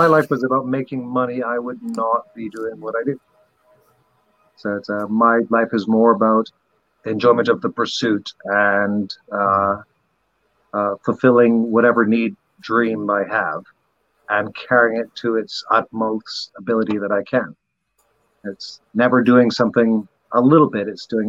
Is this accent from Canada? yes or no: no; Barbados; I was raised in Barbados in their education system, which is kind of like England's education system 60 years ago.